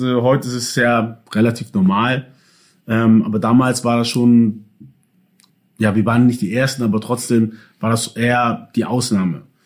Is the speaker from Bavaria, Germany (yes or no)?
no; Hamburg, Germany; also born or lived in Ghana; Ich bin in Hamburg geboren und aufgewachsen.